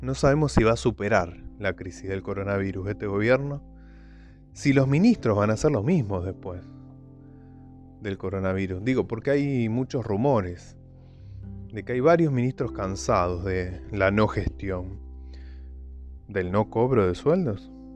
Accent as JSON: {"language": "Spanish", "country": "Argentina", "said": "somos argentinos"}